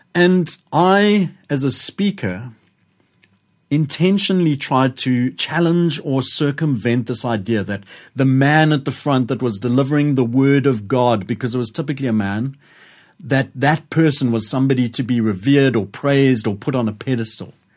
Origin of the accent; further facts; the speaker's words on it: Johannesburg, Gauteng, South Africa; I was growing up in Joburg